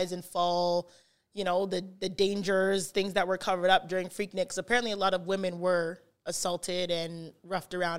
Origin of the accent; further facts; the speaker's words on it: Canada; I'm from Canada